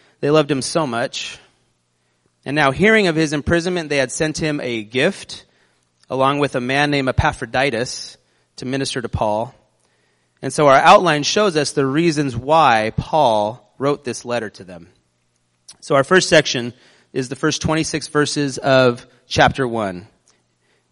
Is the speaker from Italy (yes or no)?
no; United States; We're American.